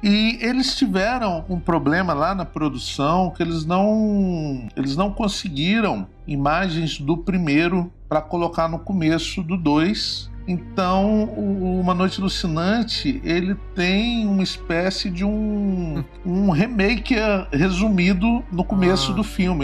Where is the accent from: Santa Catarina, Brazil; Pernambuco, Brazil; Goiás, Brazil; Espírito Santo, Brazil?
Espírito Santo, Brazil; Guarapari; sou do Espírito Santo, sou de uma cidade chamada Guarapari e cresci numa aldeia de pescadores